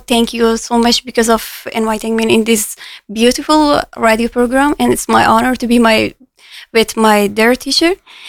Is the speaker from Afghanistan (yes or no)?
yes; Afghanistan; moved away as an adult; now in Cork, Ireland; I decided to leave my own country, my hometown, and leave my family alone. And now I'm here.